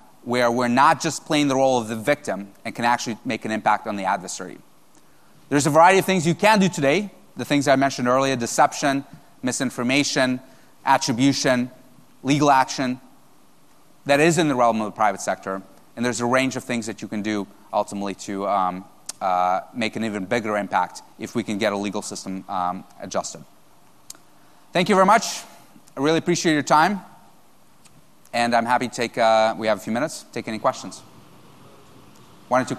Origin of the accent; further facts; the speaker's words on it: United States; I'm an American.